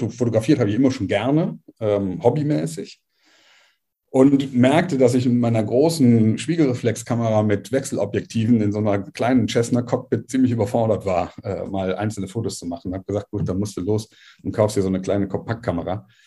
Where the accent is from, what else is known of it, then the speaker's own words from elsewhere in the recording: Cologne, North Rhine-Westphalia, Germany; Also als erstes mal … äh, bin eine Kölsche Jung, äh, mag man vom Namen nicht so glauben, äh, aber tatsächlich in Köln geboren, äh, ist schon eine Weile her, 63er Baujahr